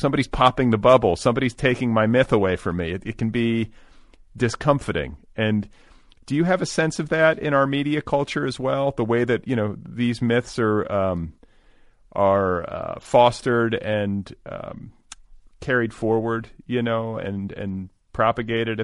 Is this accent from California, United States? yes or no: no; Indiana, United States; born or raised there